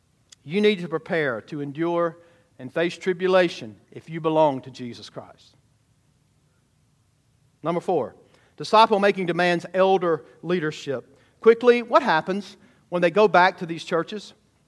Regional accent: United States; I'm a transplant from Georgia, right? Or Alabama, whatever you want to say.

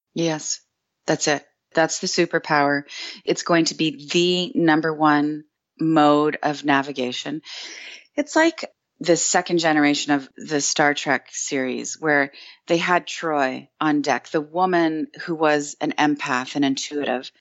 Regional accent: Canada; I'm Canadian

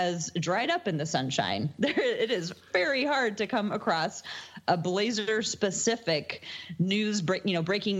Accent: the Northwest, Pacific Northwest, United States; we're from the Northwest

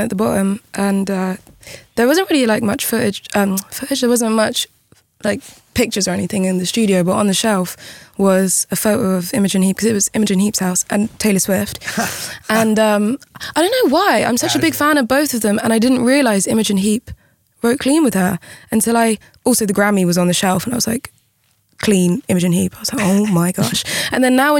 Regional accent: United Kingdom; being British

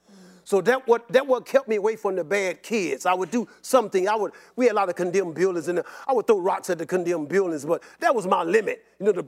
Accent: Chicago, Illinois, United States; when I was growing up in Southside Chicago

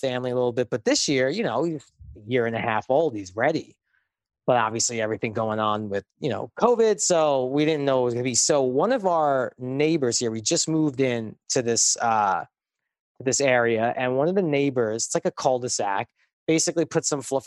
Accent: New York City, New York, United States; moved away; I grew up in Brooklyn.

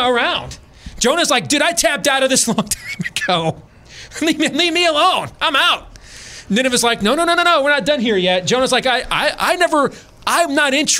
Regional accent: Iowa, United States; here in my home state of Iowa

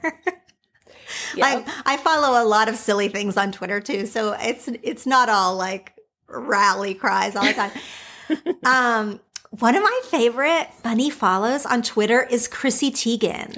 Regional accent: Oklahoma, United States; now in California, United States; growing up in Oklahoma and living in California

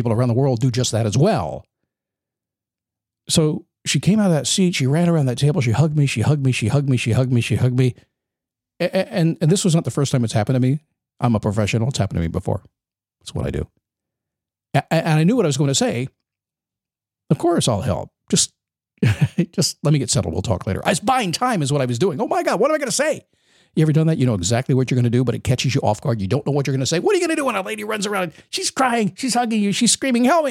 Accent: Manassas, Virginia, United States; moved away; I grew up in Manassas, Virginia

